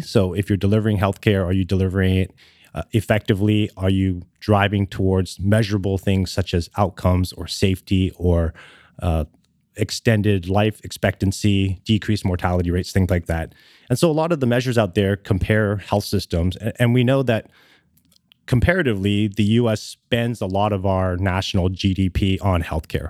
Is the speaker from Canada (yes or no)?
yes; Canada; moved away as an adult; now in Los Angeles, United States; born and raised in Canada and lived there for about twenty years